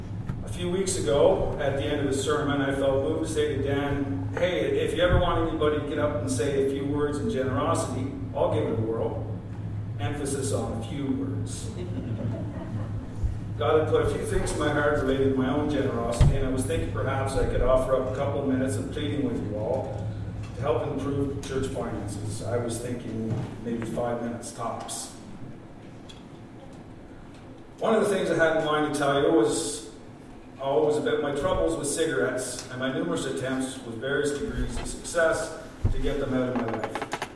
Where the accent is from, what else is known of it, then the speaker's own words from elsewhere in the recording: Gore, Southland, New Zealand; I grew up right here in North Gore, had a good childhood, longed for nothing